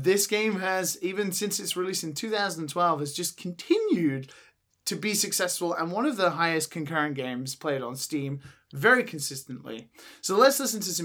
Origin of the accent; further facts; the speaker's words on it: England, United Kingdom; being English